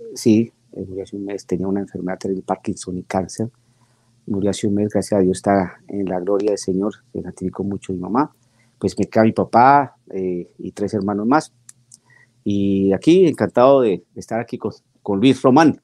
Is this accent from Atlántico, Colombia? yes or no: no; Bogotá, Colombia; moved away as an adult; now in Guymon, United States; soy colombiano, nací en la ciudad de Bogotá hace muchísimos años